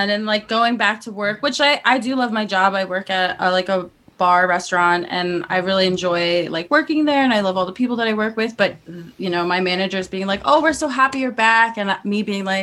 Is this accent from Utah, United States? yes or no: yes; Salt Lake City, Utah, United States; Babs is from Salt. I'm Lake from City. Salt Lake, so I can confirm it is like another planet.